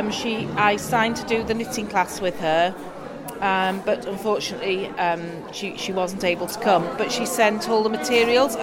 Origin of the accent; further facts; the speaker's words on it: Lancashire, North West England, United Kingdom; now in South Wales, United Kingdom; I'm originally from Lancashire in the north of England, but I live down in South Wales now.